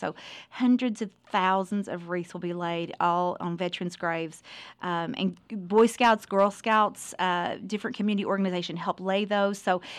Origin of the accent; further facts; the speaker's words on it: Ashland, Kentucky, United States; now in Owensboro, United States; we're from Ashland, Kentucky, originally.